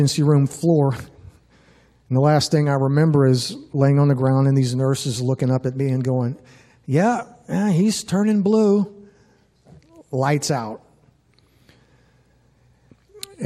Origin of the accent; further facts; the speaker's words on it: New Orleans, Louisiana, United States; moved away as an adult; I grew up in Louisiana for the first 18 years of my life. Grew up in New Orleans